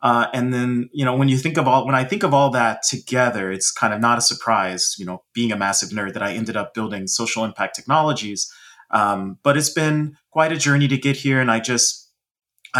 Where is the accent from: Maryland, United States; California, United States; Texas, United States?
Texas, United States; Dallas; I grew up in Dallas, Texas